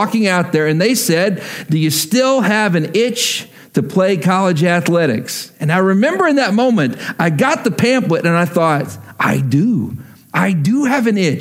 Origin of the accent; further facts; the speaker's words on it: Texas, United States; I grew up in Texas, and so football was a really big deal